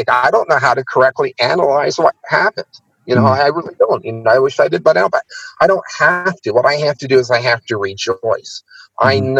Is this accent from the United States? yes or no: no; India; also born or lived in Pakistan; Is I was born in Pakistan and I grew up in India.